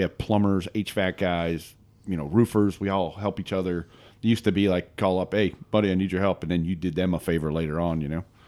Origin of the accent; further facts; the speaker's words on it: Northeast Pennsylvania, United States; moved away as an adult; also born or lived in Maryland; I grew up in Northeast Pennsylvania